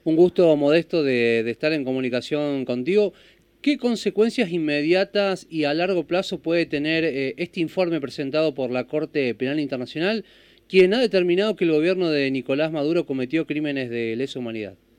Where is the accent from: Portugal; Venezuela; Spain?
Venezuela; Punto Fijo, Falcón; moved away; en mi ciudad Punto Fijo, donde yo nací, en Frente al Caribe